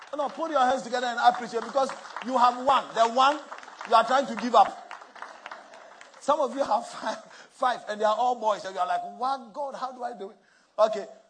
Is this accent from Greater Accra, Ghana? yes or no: yes; Accra, Greater Accra, Ghana; moved away; where I grew up in Mamobi Nima